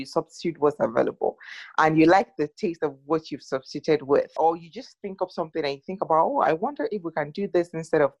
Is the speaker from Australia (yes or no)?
no; Nigeria; I'm Nigerian